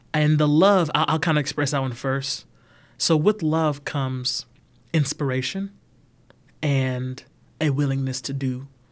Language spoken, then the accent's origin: English; Atlanta, Georgia, United States; now in LaGrange, United States; I'm from Atlanta, Georgia.